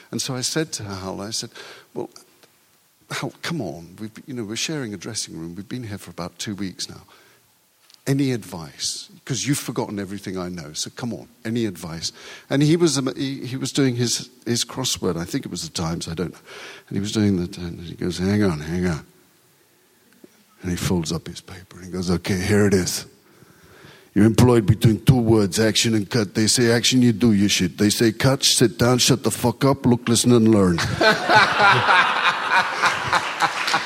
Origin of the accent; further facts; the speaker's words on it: United Kingdom; first language Urdu; English is a second language; one grew up in a Britain that had an empire